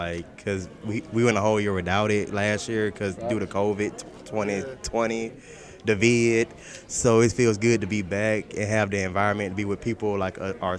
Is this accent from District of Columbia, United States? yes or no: no; Montgomery, Alabama, United States; I grew up in the Gump